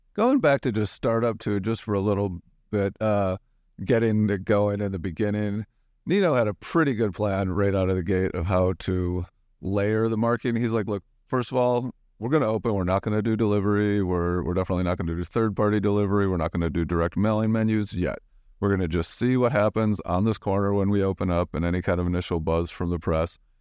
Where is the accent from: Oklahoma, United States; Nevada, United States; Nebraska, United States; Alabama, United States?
Nebraska, United States; Omaha; now in New York, United States; my hometown